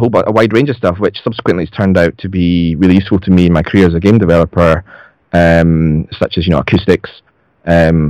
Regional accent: Scotland, United Kingdom; I'm Scottish, if you can't tell from the accent

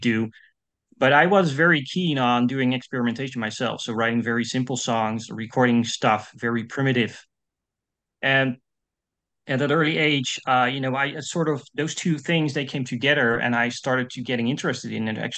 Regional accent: Netherlands; English is a second language; I'm from the Netherlands. I'm a Dutch composer

